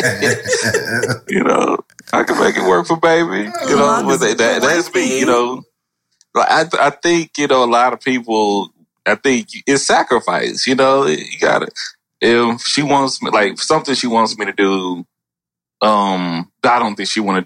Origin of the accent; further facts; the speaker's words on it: Texas, United States; now in Seattle, United States; You know, I'm from Texas